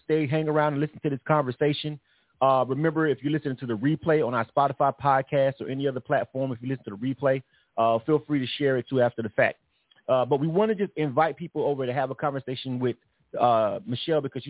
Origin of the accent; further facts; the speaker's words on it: Panama City, Florida, United States; in my hometown of Panama City, Florida